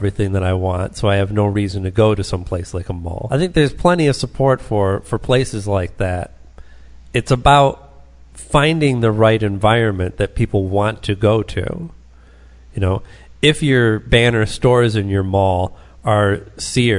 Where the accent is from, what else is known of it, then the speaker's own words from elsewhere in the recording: Taylor, Michigan, United States; I lived down the road from the mall that I grew up near in Taylor, the Southland Mall